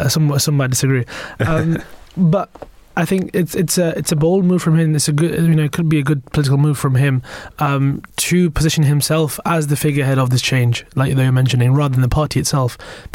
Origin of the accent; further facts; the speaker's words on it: Bradford, Yorkshire and the Humber, United Kingdom; am from the north, right? But I'm from Bradford. might not sound like it, but I am.